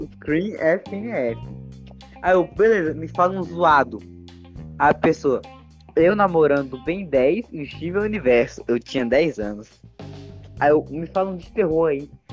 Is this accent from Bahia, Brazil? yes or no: yes; Bahia, Brazil; eu sou da Bahia